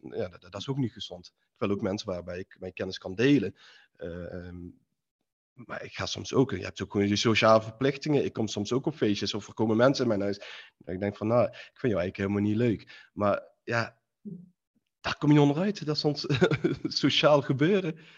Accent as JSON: {"language": "Dutch", "town": "Eindhoven", "region": "North Brabant", "country": "Netherlands", "said": "ik kom uit Eindhoven, Philips"}